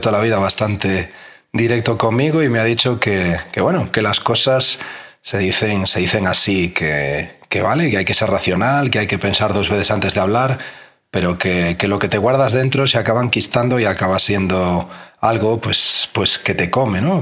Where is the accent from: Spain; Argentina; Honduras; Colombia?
Spain; A Coruña, Galicia; moved away as an adult; me tuve que volver pues a mi ciudad natal, a La Coruña